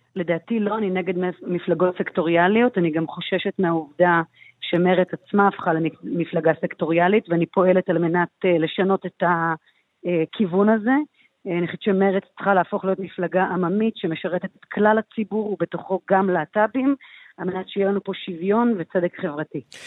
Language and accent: Hebrew; Ganei Yehuda, Central District, Israel; now in Tel Aviv, Israel; מתל אביב ב-21 השנים האחרונות, גדלתי בגני יהודה